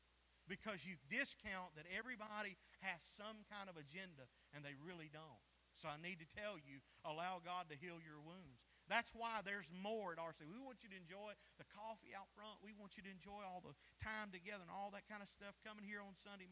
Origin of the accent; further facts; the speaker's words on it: the South, United States; We're from the South.